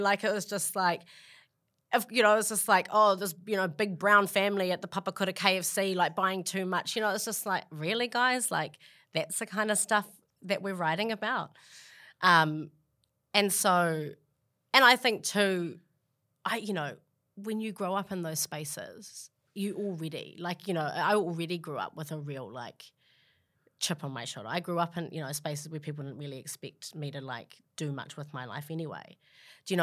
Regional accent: Auckland, New Zealand; moved away as an adult; also born or lived in Australia; now in New York, United States; I grew up in Glenennis with a single mum and, you know, five siblings.

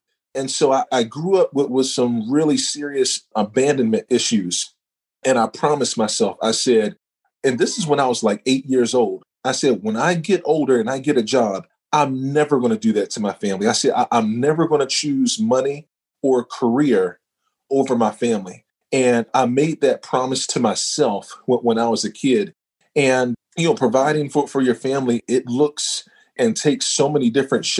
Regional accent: North Carolina, United States; also born or lived in Baltimore / St. Louis; born and raised in North Carolina.

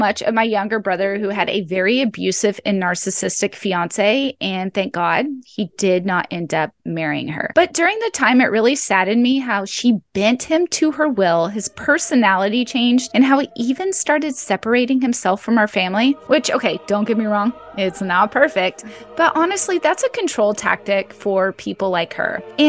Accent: United States; As an American

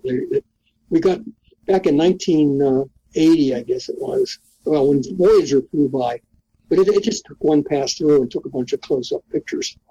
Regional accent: Pittsburgh, Pennsylvania, United States; moved away; I come from Pittsburgh. I come from inner city Pittsburgh

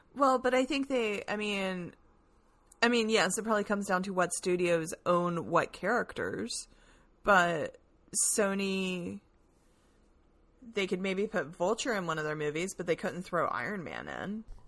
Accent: the South, United States; I'm a Southerner

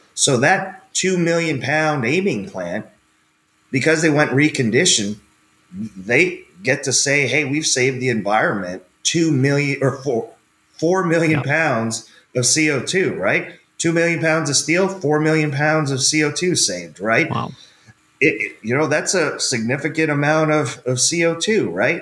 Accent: Canada; moved away as an adult; also born or lived in West Texas; I grew up in Canada on a farm

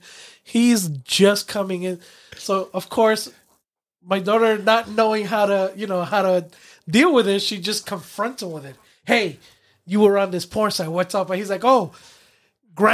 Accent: New York City, New York, United States; when I grew up in Brooklyn, I lived in an apartment building

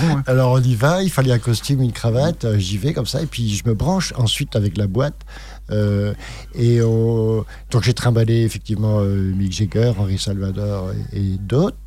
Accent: Bordeaux, Nouvelle-Aquitaine, France; moved away as an adult; also born or lived in Paris; Je suis né à Bordeaux, puis j'ai monté une radio en, septembre 81

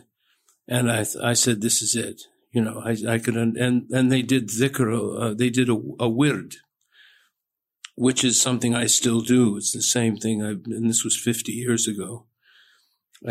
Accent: Southern California, United States; I was born and raised in Southern California

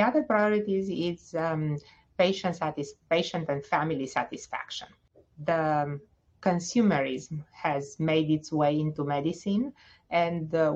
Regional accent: Romania; moved away as an adult; also born or lived in Bucharest, Romania / Stony Brook, New York / Cincinnati, Ohio; now in Indianapolis, United States; I am originally from Romania. I graduated the medical school at Carol Davila in Bucharest.

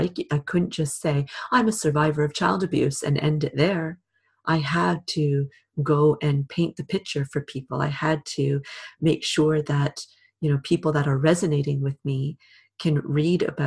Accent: Canada; also born or lived in Britain; now in United Kingdom; In Canada, my home country, and here in Britain, where I live now

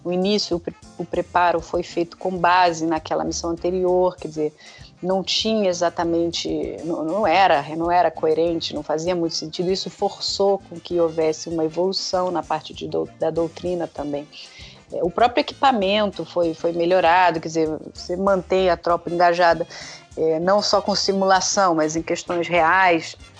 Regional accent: Brazil; eu como brasileira

